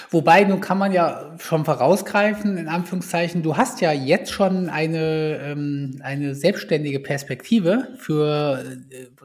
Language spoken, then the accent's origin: German; Kassel, Hesse, Germany; Hier kommen wir beide aus Kassel.